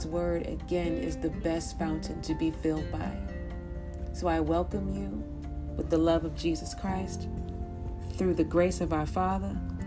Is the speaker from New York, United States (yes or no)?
no; St. Louis, Missouri, United States; my hometown of St. Louis, Missouri